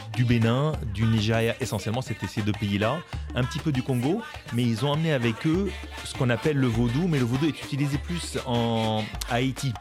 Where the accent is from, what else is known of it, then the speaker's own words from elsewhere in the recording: France; en tant que Français, je comprenais pas trop l'espagnol